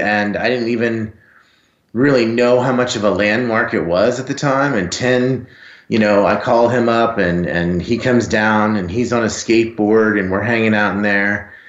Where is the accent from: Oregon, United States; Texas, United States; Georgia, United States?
Texas, United States; I'm from Texas, and I'm 6'5 and 250 pounds.